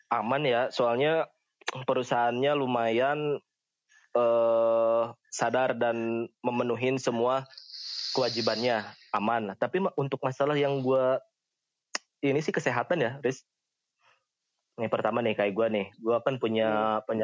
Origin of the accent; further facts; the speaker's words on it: Cianjur, West Java, Indonesia; di kayak di di kampung gua kayak gitu di kampung di Cianjur nih ya